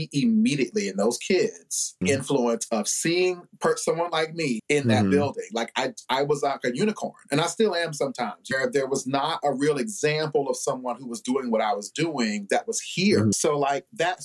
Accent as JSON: {"language": "English", "town": "Newberry", "region": "South Carolina", "country": "United States", "tie": "born or raised there", "moved": "yes", "lives_now": "Columbia, United States", "said": "I'm from Newberry, South Carolina, so we didn't have a lot of that going on in Newberry."}